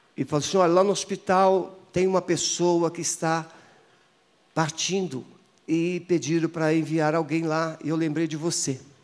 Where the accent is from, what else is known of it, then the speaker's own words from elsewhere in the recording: Espírito Santo, Brazil; moved away; porque eu sou capixaba